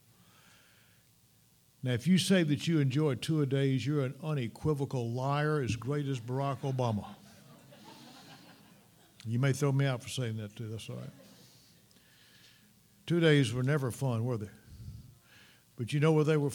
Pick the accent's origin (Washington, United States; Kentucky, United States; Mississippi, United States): Mississippi, United States; moved away; When I was a young boy growing up in Mississippi